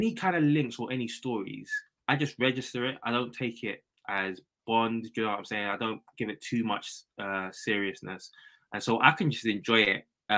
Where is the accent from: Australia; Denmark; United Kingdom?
United Kingdom; London; I come from a place called Bermondsey. So it's like London. It's in South London, Bermondsey.